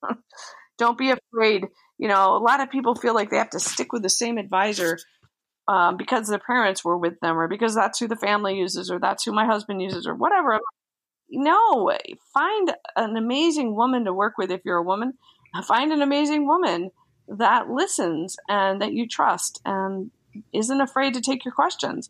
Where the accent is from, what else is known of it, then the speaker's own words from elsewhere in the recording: Delaware, United States; moved away; I grew up in Delaware, but my grandparents and my parents were all from Philly